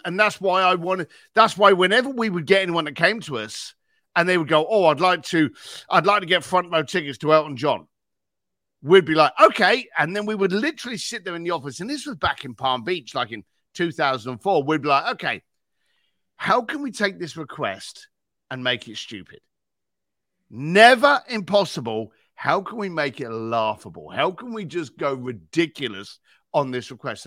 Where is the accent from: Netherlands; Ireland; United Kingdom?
United Kingdom; London; I was a bricklayer from East London